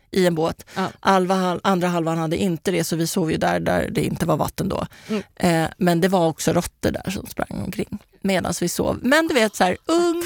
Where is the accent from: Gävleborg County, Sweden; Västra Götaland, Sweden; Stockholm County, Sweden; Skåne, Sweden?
Stockholm County, Sweden; Kista; vi kom från Kista